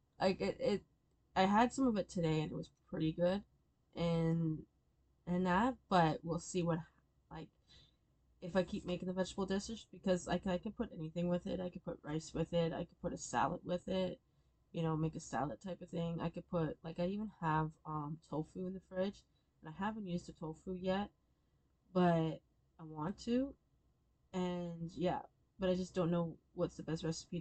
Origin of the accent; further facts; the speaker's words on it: Stratford, Ontario, Canada; I grew up there. I was born and raised in Stratford, Ontario